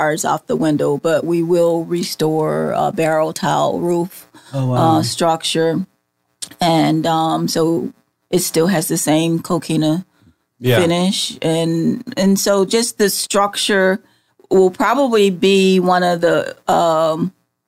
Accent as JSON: {"language": "English", "region": "Florida", "country": "United States", "said": "I'm from Florida, and where our history goes back to 1500s"}